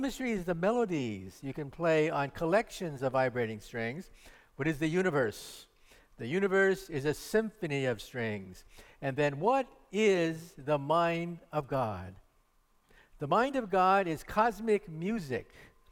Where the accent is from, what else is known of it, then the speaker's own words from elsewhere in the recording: Palo Alto, California, United States; also born or lived in San Jose, California; I'm a local boy. I was born in San Jose and grew up in Palo Alto